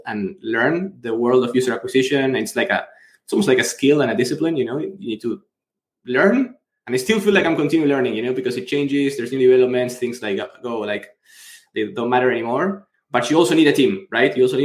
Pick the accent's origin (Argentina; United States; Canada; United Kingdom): Argentina; I'm from Argentina, big into soccer